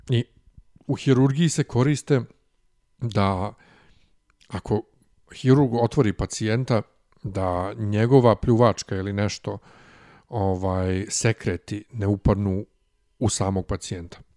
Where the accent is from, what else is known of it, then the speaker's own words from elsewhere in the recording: Serbia; ovde kod nas u Srbiji